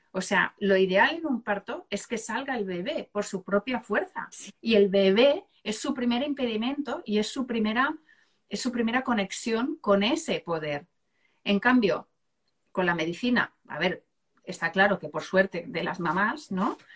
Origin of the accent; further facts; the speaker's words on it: Seville, Andalusia, Spain; yo soy de Sevilla.